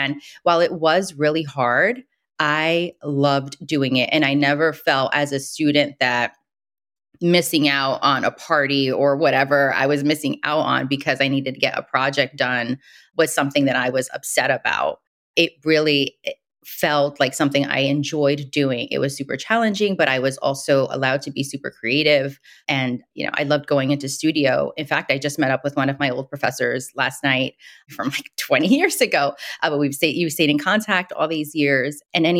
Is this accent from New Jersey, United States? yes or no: no; Brooklyn, New York, United States; Growing up in Brooklyn in the 80s is very different than growing up in Brooklyn today.